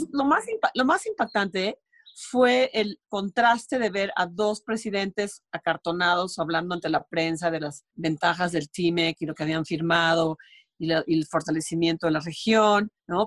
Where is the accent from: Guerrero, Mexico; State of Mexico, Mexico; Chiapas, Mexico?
Chiapas, Mexico; Comitán; estaba yo en mi pueblo de Comitán